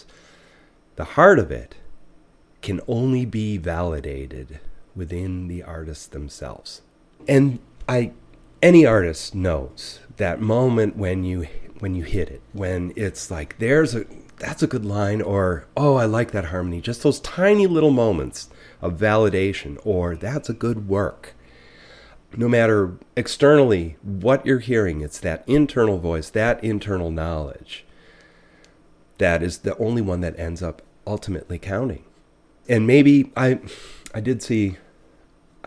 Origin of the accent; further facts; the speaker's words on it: Buffalo, New York, United States; now in Lincoln, Vermont, United States; I grew up in Buffalo